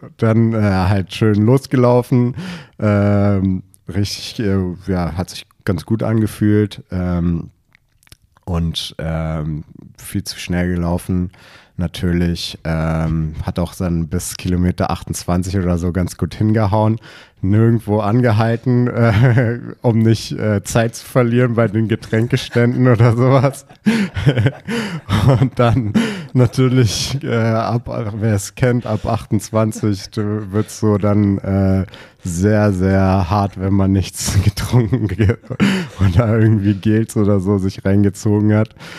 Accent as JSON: {"language": "German", "region": "Berlin", "country": "Germany", "tie": "born or raised there", "also_born_or_lived": "Potsdam / Bayreuth", "said": "ich bin geborener Berliner"}